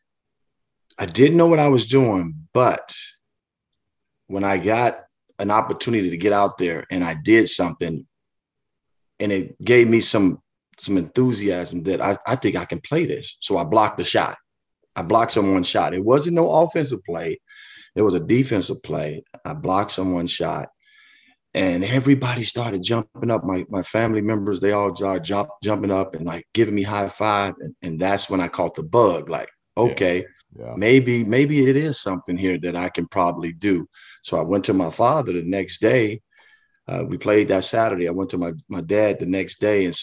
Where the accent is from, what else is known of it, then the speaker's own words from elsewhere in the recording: Chicago, Illinois, United States; growing up in Chicago to me was special